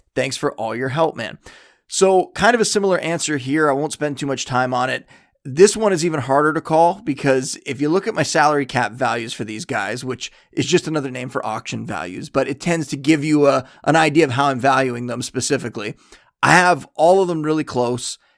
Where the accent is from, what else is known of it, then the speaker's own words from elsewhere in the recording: Canada; I am Canadian